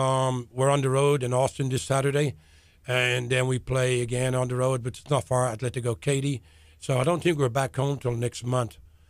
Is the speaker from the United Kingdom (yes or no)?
no; Dublin, Leinster, Ireland; now in Texas, United States; I am from Dublin, yeah.